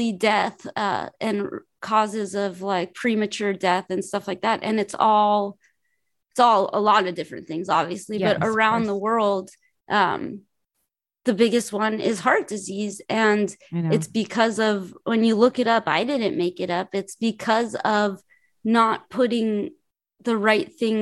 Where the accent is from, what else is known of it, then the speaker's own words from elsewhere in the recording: Los Angeles, California, United States; also born or lived in New York; I'm from Los Angeles. I only lived in Los Angeles and New York.